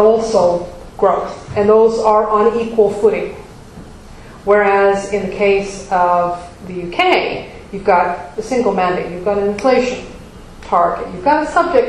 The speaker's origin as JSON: {"language": "English", "country": "United States", "said": "As an American"}